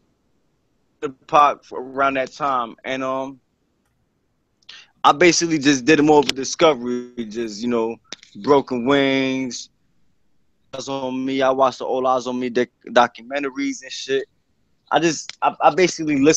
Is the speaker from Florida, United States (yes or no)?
no; Bayonne, New Jersey, United States; I was born in Jersey City. I moved to Bayonne in like sixth grade